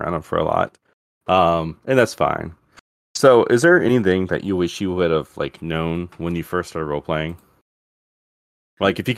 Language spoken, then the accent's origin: English; Dora, Alabama, United States; accent: country; moved away; also born or lived in Birmingham, Alabama / New Orleans, Louisiana; I was raised up in Bagley and Bagley, Dora, around that area, Dora, Alabama. That's pretty much where I grew up at.